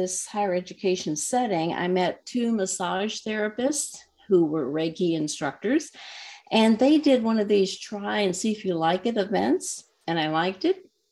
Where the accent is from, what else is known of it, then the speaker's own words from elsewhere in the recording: Texas, United States; moved away as an adult; now in Minnesota, United States; I was born and raised in Texas